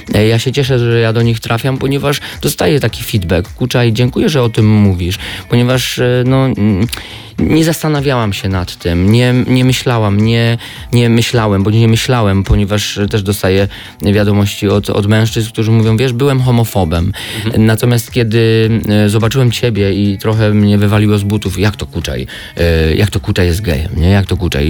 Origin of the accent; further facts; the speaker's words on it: Podhale, Lesser Poland, Poland; accent: góralski (Highlander), Podhale dialect; moved away; też nie wyzbędę całkowicie tego mojego góralskiego akcentu i nie chcę się go wyzbywać